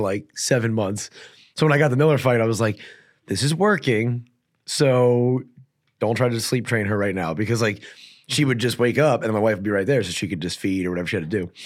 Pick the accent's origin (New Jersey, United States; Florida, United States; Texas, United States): New Jersey, United States; I'm from New Jersey